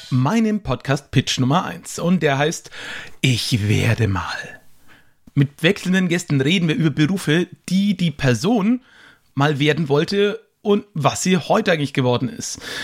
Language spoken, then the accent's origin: German; Höchstadt an der Aisch, Bavaria, Germany; Bäcker, wo ich herkomme